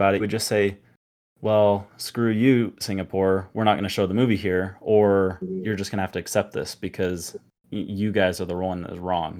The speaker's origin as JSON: {"language": "English", "region": "Utah", "country": "United States", "said": "I'm actually from Utah, and a lot of, it's kind of got this weird culture out here with a lot of Mormons"}